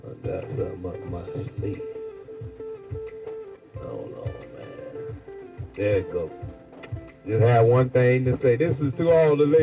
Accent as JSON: {"language": "English", "region": "the South", "country": "United States", "said": "I'm from the South"}